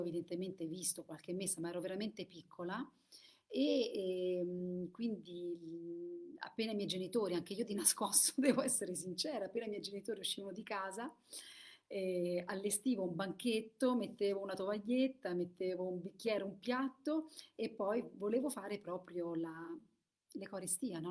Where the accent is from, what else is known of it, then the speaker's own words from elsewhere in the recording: Italy; io sono vissuta in Italia e, ehm, e quindi ho questo vissuto e per questo facevo la messa quando ero piccola